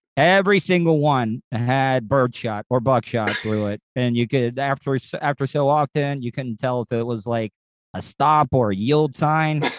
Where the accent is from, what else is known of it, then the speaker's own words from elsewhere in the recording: the South, United States; now in Florida, United States; they looked down on me as a Southerner